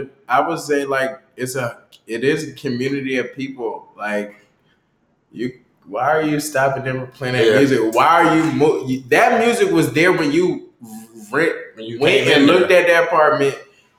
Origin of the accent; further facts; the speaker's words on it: the South, United States; now in Washington, United States; DC was a culture shock to me because I'm from the South.